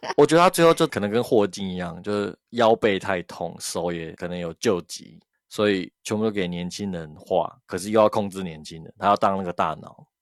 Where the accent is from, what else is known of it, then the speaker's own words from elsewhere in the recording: Taiwan; 我们台湾人讲就是你长得比较有个性一点